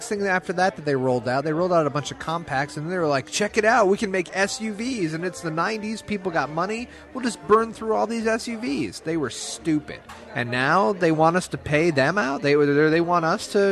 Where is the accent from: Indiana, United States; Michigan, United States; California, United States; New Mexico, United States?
Michigan, United States; I'm from Michigan